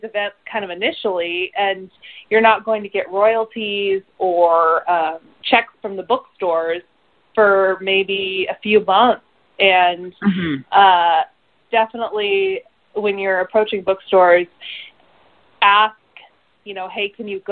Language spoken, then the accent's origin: English; Seattle, Washington, United States; I grew up in the Seattle area